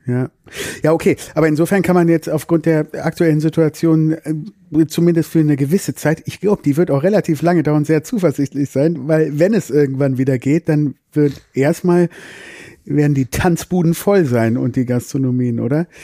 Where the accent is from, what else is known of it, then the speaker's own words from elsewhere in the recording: Düsseldorf, North Rhine-Westphalia, Germany; now in Cologne, Germany; ursprünglich sind wir aus Düsseldorf oder ich bin aus Düsseldorf